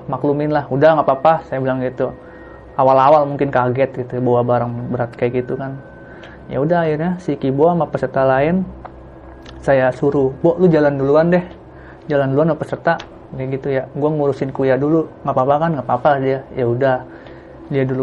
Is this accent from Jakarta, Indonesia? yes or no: no; Bekasi, West Java, Indonesia; Saya berasal dari Tambun, Bekasi. Jauh.